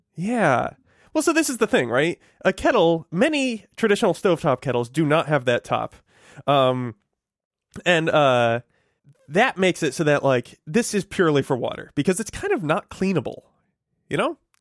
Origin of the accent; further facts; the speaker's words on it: Connecticut, United States; moved away; where I grew up in Connecticut